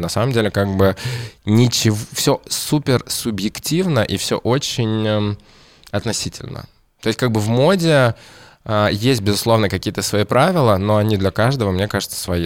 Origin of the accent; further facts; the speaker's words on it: Kamchatka Krai, Russia; Я родился на Камчатке